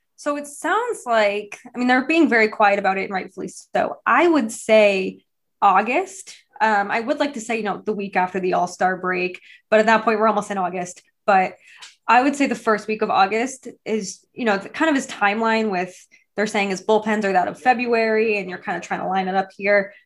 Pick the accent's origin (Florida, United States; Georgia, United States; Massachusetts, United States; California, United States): Massachusetts, United States; I grew up in Massachusetts